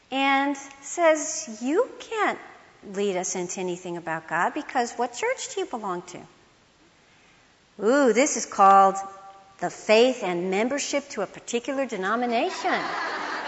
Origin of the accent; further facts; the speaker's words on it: Illinois, United States; moved away as an adult; now in Texas, United States; I was from Illinois